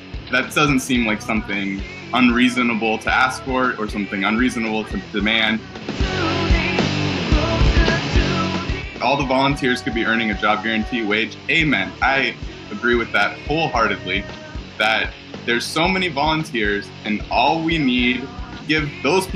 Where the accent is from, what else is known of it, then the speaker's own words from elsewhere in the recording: Southern California, United States; I grew up in Southern California